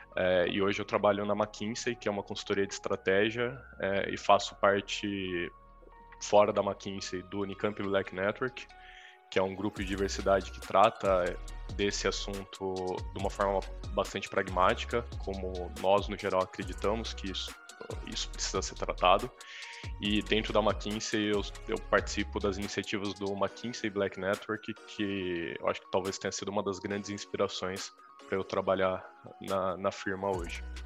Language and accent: Portuguese; Campinas, São Paulo, Brazil; eu sou de Campinas, no interior de São Paulo